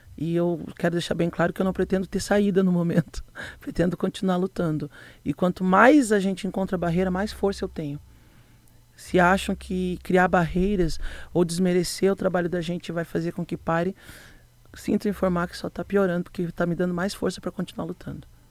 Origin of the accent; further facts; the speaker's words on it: Rio Grande do Sul, Brazil; now in Rio do Sul, Brazil; Eu sou gaúcha, natural, não sou nem catarinense